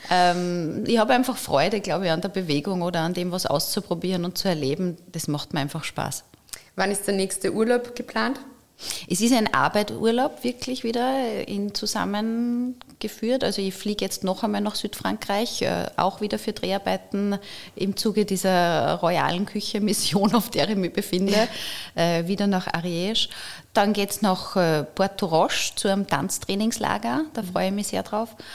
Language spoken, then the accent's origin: German; Linz, Upper Austria, Austria; Das sind alles so Orte, wo man als Linzer gerne ist.